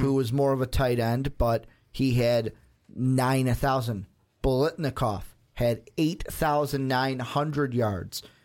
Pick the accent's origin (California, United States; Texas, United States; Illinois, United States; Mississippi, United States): Illinois, United States; Chicago; I grew up in Chicago